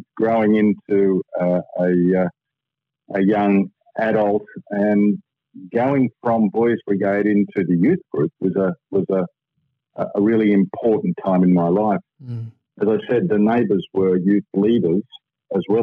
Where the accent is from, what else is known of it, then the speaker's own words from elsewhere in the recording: Sydney, New South Wales, Australia; also born or lived in London, United Kingdom; We grew up in Padstow, which was an area that really was market garden and timber yards, effectively